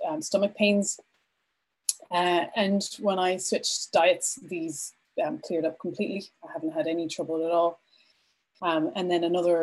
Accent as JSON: {"language": "English", "town": "Vancouver", "region": "British Columbia", "country": "Canada", "tie": "born or raised there", "moved": "as an adult", "lives_now": "Ireland", "said": "I am originally from Canada. I grew up in Vancouver and I moved to Ireland just over 16 years ago"}